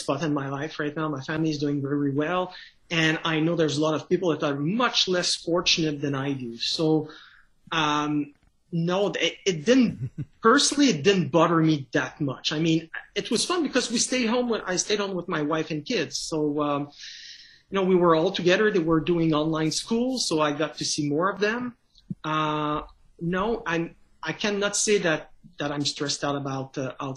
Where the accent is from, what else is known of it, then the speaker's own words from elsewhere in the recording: Canada; accent: French Canadian; first language French; English is a second language; my accent, I'm a French Canadian, so I do everything in French. English is a second language to me